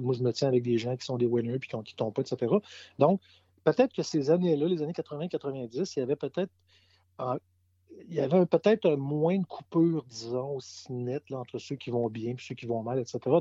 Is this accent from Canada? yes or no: yes; Quebec City, Quebec, Canada; j'ai grandi dans le Vieux-Québec, je suis né dans le Vieux-Québec, j'ai grandi dans le Vieux-Québec